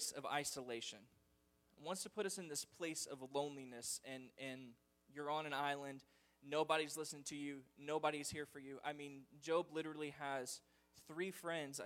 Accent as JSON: {"language": "English", "country": "United States", "said": "as an American people"}